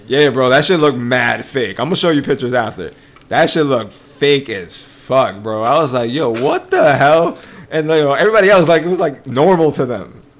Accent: New York City, New York, United States; So we're from New York, right? Yep. And we basically have our own fucking language.

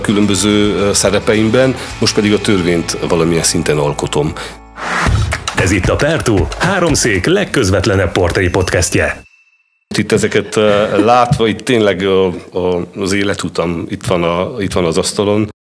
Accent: Sfântu Gheorghe, Covasna County, Romania; Tehát rengeteg, rengeteg gyerek nőtt fel abban az utcában, és többnyire ugyanaz a korosztály. Tehát mondjuk én 75-ben születtem

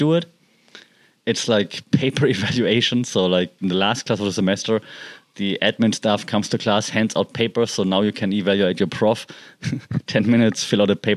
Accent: Germany; English is a second language; moved away as an adult; I'm not a native speaker, right? I'm from Germany, but I mean, I've been living and working in English-speaking countries

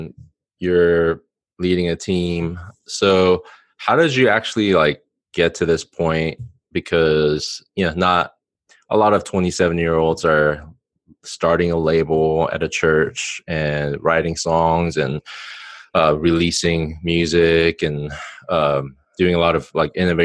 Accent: Silicon Valley, California, United States; moved away; I'm actually a Californian, so I'm excited to talk to you. I'm from the Silicon Valley

